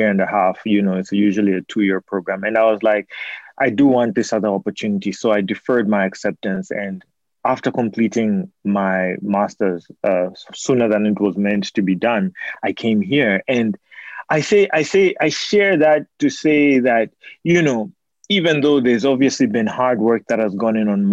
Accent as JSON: {"language": "English", "country": "Zambia", "moved": "yes", "said": "that's where I'm from. And so, you know, I'm from Zambia"}